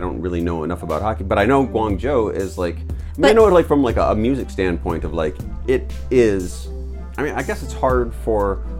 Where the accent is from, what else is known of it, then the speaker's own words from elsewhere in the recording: Western Massachusetts, United States; now in China; I grew up in Western Mass